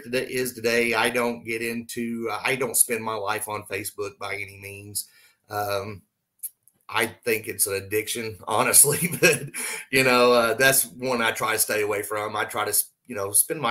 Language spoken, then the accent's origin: English; Southwest Oklahoma, United States; now in Indiana, United States; I grew up in Oklahoma